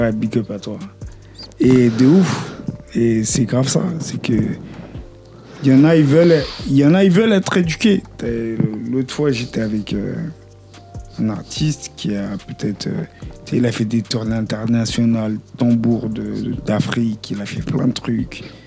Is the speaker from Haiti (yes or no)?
yes; Haiti; je suis haïtien, je suis pas du tout congolais